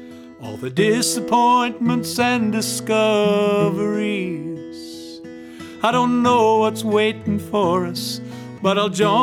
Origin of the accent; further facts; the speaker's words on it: Spokane, Washington, United States; moved away; my hometown of Spokane, Washington